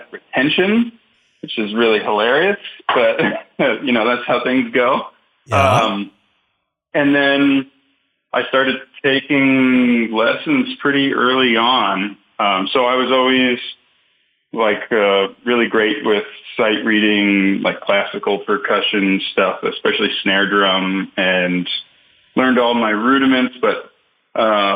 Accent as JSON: {"language": "English", "area": "Long Island", "region": "New York", "country": "United States", "tie": "born or raised there", "moved": "as an adult", "said": "growing up in New York on Long Island"}